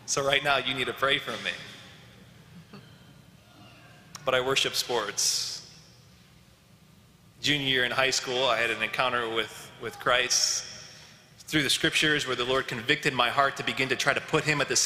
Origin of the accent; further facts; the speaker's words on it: Elwood, United States; I'm from Elwood, born and raised there.